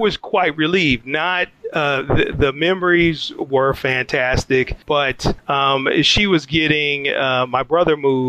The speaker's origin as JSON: {"language": "English", "town": "Detroit", "region": "Michigan", "country": "United States", "tie": "born or raised there", "moved": "yes", "said": "Detroit, Michigan. Born and raised in Detroit, Michigan."}